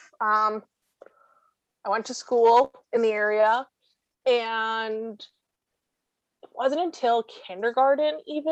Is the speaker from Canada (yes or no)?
yes; Toronto, Ontario, Canada; I grew up in SickKids pretty much